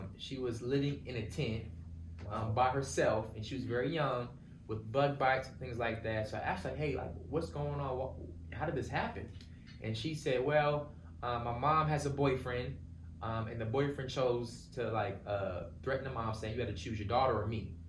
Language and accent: English; Virginia Beach, Virginia, United States; moved away as an adult; also born or lived in Pennsylvania; now in Tulsa, United States; we grew up on the East Coast, Virginia Beach area, East Coast